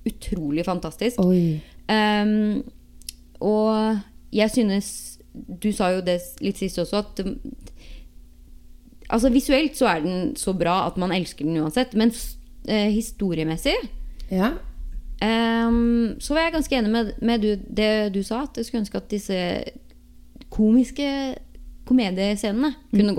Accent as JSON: {"language": "Norwegian", "country": "Norway", "moved": "as an adult", "lives_now": "Los Angeles, United States", "said": "det var ganske så varmt hjemme i Norge òg."}